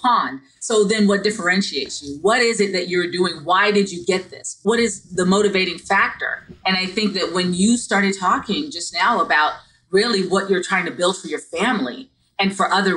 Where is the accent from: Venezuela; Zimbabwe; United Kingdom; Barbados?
Barbados; now in United States; I'm not originally from the United States, I'm from Barbados. And so all of my teachers when I was young, they all looked like me, right? But then when I came to the United States